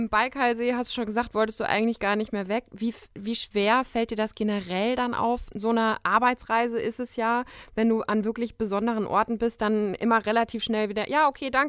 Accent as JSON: {"language": "German", "region": "West Germany", "country": "Germany", "tie": "born or raised there", "said": "also der Westen ist mir natürlich einfach vertraut. Ich bin ja im Westen groß geworden."}